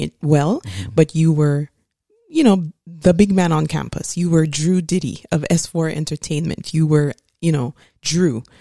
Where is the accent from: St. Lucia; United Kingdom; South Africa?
St. Lucia; I grew up in Saint Lucia.